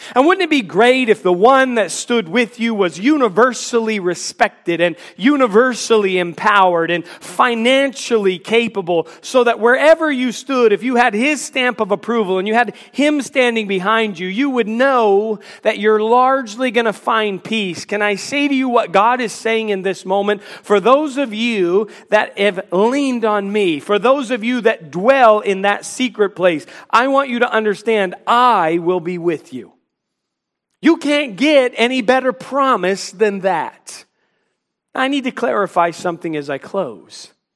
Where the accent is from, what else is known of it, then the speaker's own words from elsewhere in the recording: Washington, District of Columbia, United States; now in Charlotte, United States; I grew up in the Washington, D C area